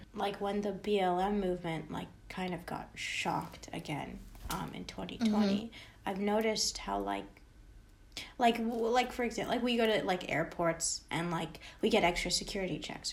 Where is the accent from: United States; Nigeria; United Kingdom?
United States; I was born in America, like, I'm not surrounded by people who look like me all the time.